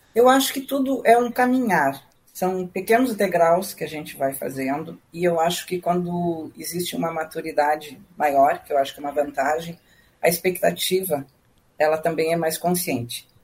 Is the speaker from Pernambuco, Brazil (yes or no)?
no; Passo Fundo, Rio Grande do Sul, Brazil; moved away as an adult; also born or lived in Rio de Janeiro; now in Porto Alegre, Brazil; eu morava na minha cidade natal, em Passo Fundo